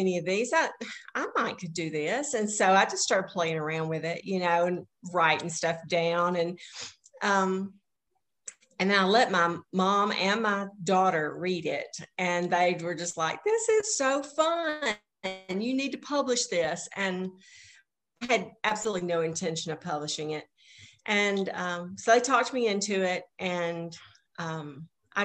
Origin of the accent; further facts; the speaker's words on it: Alabama, United States; moved away as an adult; now in Mississippi, United States; my hometown in Alabama, where I grew up